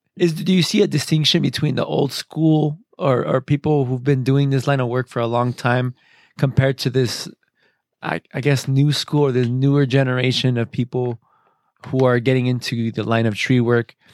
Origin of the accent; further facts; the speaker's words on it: Arizona, United States; I grew up in Arizona